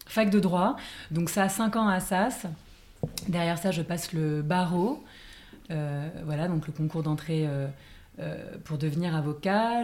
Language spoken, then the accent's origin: French; Paris, Île-de-France, France; j'ai grandi et j'habite à Paris